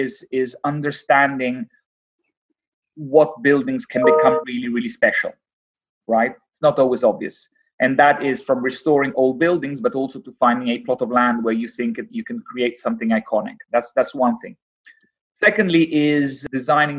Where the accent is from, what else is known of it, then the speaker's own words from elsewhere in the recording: Rome, Lazio, Italy; now in London, United Kingdom; I grew up in Rome